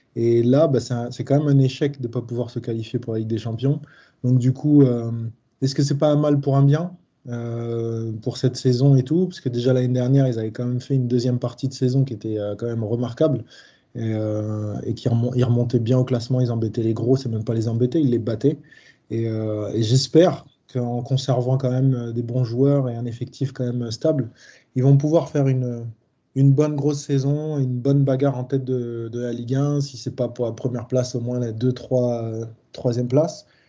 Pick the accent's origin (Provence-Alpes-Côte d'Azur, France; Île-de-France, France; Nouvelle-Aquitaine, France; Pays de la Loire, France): Île-de-France, France; Paris; je suis parisien